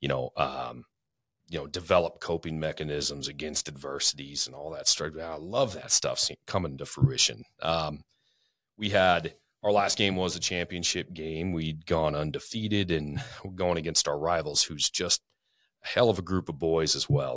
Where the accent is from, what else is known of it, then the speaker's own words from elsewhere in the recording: Spokane, Washington, United States; also born or lived in Florida; now in North Idaho, United States; I grew up in Spokane, lived a lotta different places